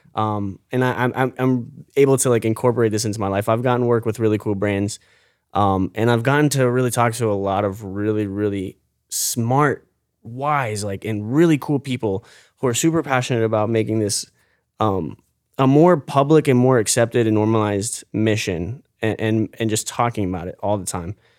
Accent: St. Petersburg, Florida, United States; I was born and raised here in Saint Pete

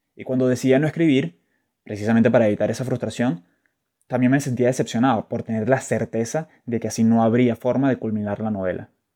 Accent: Caracas, Capital District, Venezuela; desde pequeño, y como buen scout caraqueño

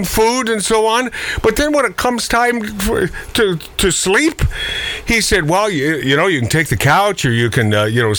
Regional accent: Pacific Northwest, United States

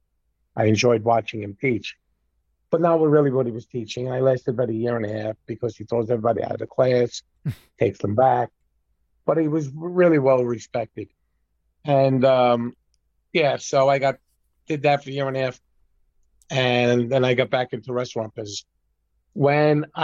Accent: New York City, New York, United States; moved away; I grew up in Brooklyn.

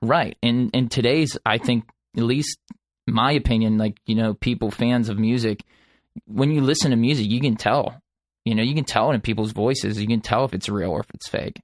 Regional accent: Dormont, Pennsylvania, United States; I grew up in Pittsburgh in a small town called Dormont, and I'm, I, I still reside in Pittsburgh

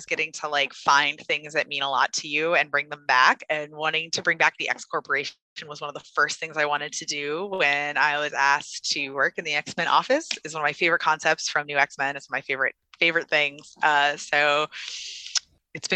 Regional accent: United States; I am an American

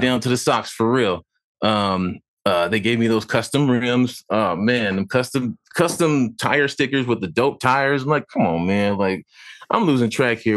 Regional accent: San Diego, California, United States; moved away as an adult; now in Los Angeles, United States; I'm from Dago, born and raised, uh, you know, now living in L

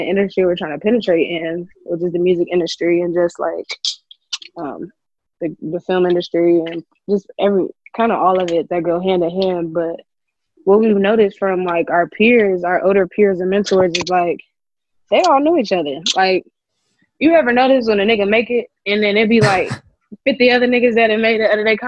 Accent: Columbus, Ohio, United States; I'm from Columbus, Ohio.

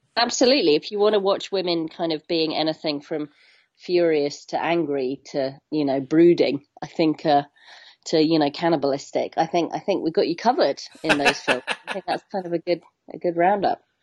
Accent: Hong Kong; moved away; I grew up in Hong Kong

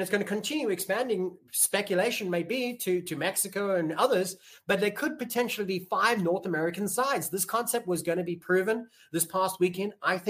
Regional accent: Cape Town, Western Cape, South Africa; the Stormers are my hometown side of Cape Town.

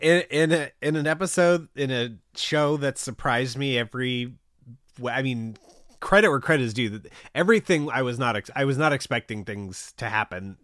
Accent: Orange County, California, United States; I grew up in Orange County

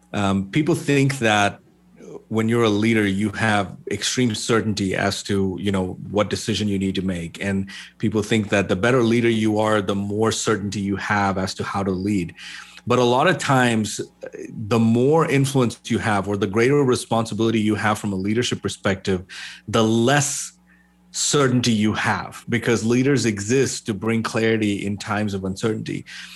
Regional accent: Kerala, India; moved away as an adult; also born or lived in Middle East; I am originally from India, from Kerala. Was born and raised in the Middle East for most of my life and then moved here in 2004.

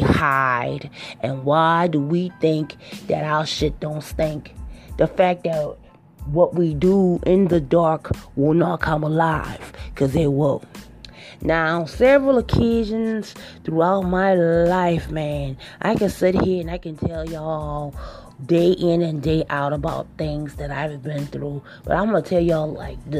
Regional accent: Charleston, South Carolina, United States; I'm originally from Charleston, South Carolina, okay, and it's a small place

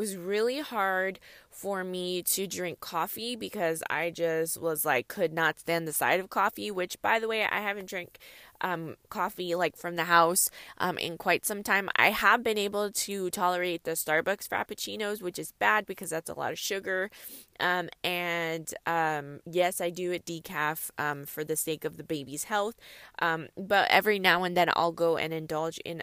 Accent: California, United States; I'm from California, and it does not snow often here in California

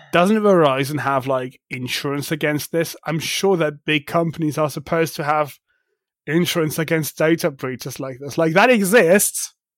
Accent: Germany; I am from Germany

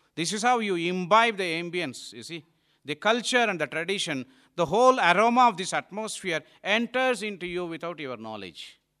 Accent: India; also born or lived in Malaysia; it is our country

